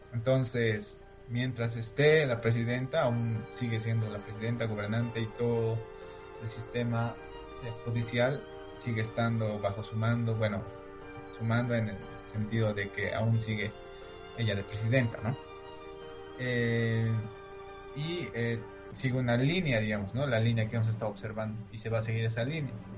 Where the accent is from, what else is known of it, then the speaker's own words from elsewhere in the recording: Bolivia; como bolivianos